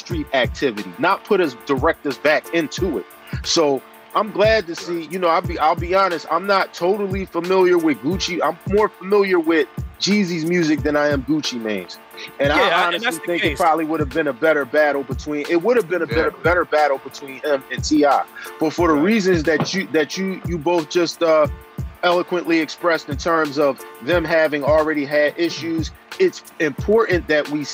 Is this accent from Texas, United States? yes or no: no; Philadelphia, Pennsylvania, United States; I grew up in West Philadelphia, a section called the Cobbs Creek section, which is pretty much central West Philadelphia, product of West Philadelphia schools all my life